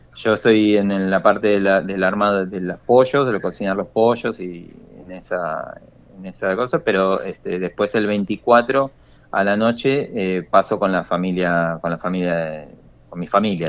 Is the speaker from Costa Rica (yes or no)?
no; Argentina; todos unidos como argentinos